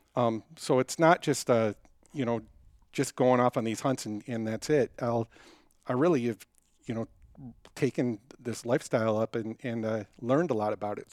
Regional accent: Detroit, Michigan, United States; now in Denver, United States; I grew up in Detroit.

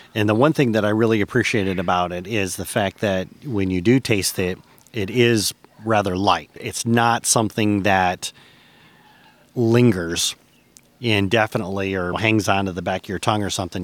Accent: Michigan, United States; moved away as an adult; After 20 years, I've returned to my native Michigan, and I'm looking to reconnect with my home state.

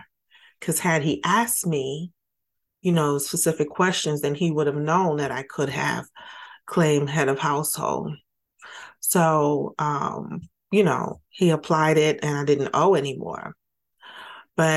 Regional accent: New York City, New York, United States; I grew up in Brooklyn, New York.

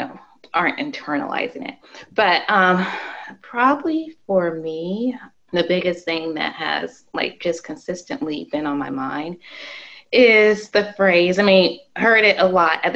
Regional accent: Arizona, United States; I grew up in Arizona

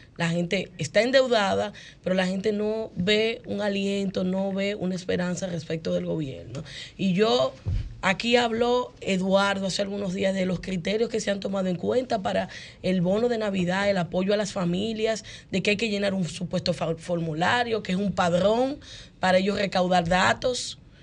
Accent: Dominican Republic; somos dominicanos

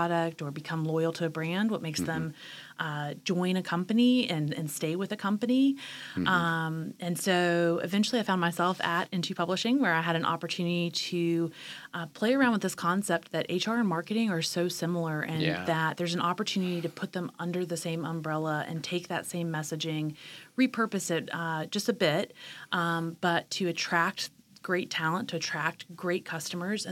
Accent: Charleston, West Virginia, United States; also born or lived in Richmond, Virginia / Washington, D.C. / Fayetteville, North Carolina; now in Wilmington, United States; I was born and raised in Charleston, West Virginia.

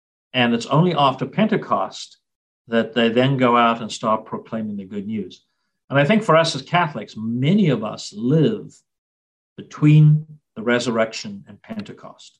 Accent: South Africa; now in United States; growing up in South Africa, Ascension Day was always a public holiday

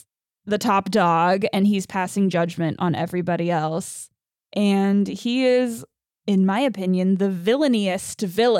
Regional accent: England, United Kingdom; I wanted to fawn over him like a love-struck schoolgirl, but I am English and genetically incapable.

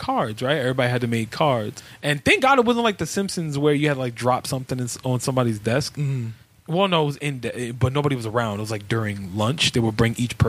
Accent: New York City, New York, United States; also born or lived in Brooklyn, New York; I grew up in East Harlem. I didn't come to Brooklyn until I was 15

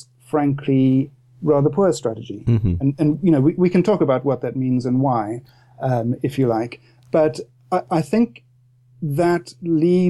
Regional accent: Cape Town, Western Cape, South Africa; moved away as an adult; now in Cobham, United Kingdom; I grew up in Cape Town in South Africa

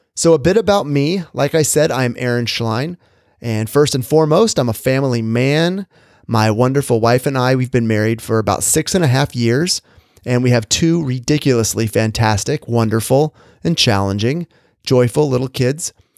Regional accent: Orange County, Southern California, United States; I grew up in Southern California, in the suburbs of Orange County

